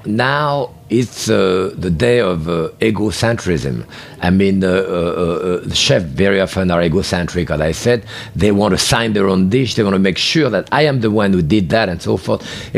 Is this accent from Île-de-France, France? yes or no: no; Bourg-en-Bresse, Auvergne-Rhône-Alpes, France; because I came from Bourg-en-Bresse, the chicken of Brest in France.